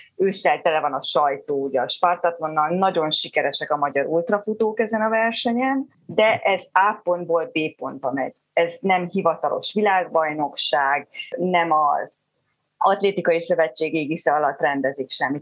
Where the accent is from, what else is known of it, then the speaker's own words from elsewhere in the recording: Zebegény, Pest, Hungary; also born or lived in Budapest; én Zebegénybe születtem, én a Zebegénybe a falu utolsó házába az erdő mellett nőttem föl